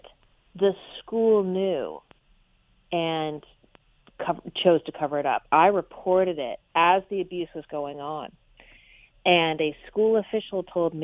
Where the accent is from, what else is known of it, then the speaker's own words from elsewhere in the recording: Orange County, California, United States; I am a California native, born and raised in Orange County